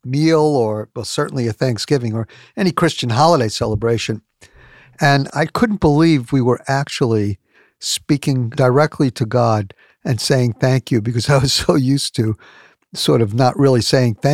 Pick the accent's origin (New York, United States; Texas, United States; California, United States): New York, United States; as a New Yorker